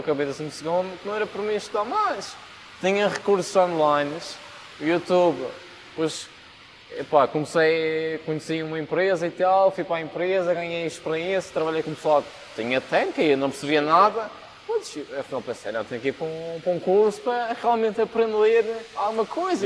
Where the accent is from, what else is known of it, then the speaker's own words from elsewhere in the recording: São Vicente, Madeira, Portugal; sou de São Vicente